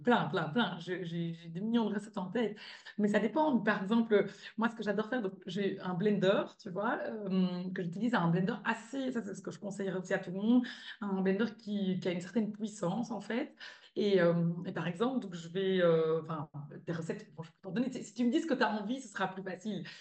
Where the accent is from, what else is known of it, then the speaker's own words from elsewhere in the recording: Belgium; moved away as an adult; also born or lived in California; now in Spain; je suis belge